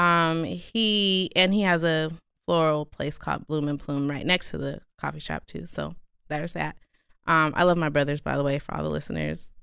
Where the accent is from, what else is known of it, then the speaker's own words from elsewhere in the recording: Stockton, California, United States; also born or lived in Durham, North Carolina; I grew up in North Stockton